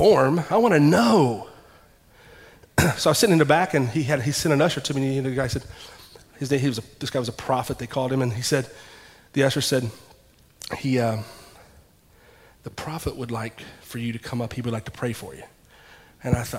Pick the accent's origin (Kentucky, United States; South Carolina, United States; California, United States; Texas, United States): Kentucky, United States; Ashland; I'm from Ashland, Kentucky